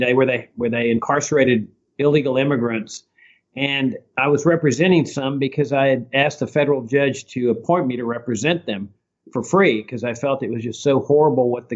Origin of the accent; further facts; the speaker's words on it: Laredo, Texas, United States; I grew up in South Texas on a farm on the Rio Grande, and my dad was actively involved in politics in Laredo, my hometown.